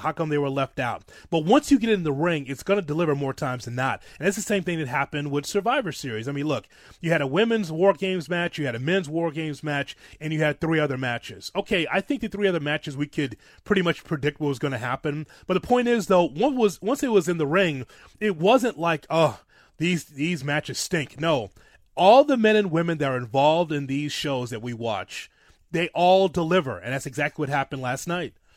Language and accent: English; Chicago, Illinois, United States; my hometown, Chicago